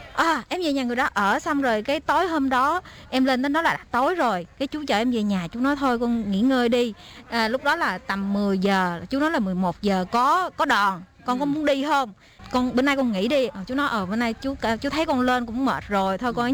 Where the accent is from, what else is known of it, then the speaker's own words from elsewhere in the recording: Đồng Tháp province, Dong Thap, Vietnam; moved away as an adult; also born or lived in Keelung, Taiwan; now in Taipei, Taiwan; em đến từ Việt Nam, tỉnh em ở Việt Nam thì ở tỉnh Đồng Tháp